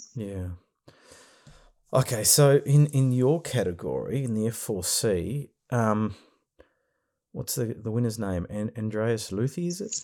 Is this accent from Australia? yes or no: yes; Australia; we're from Australia here